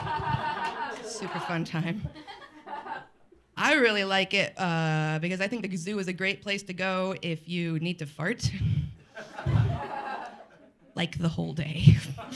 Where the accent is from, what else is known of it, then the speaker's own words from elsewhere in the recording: Colorado, United States; moved away; I'm from Colorado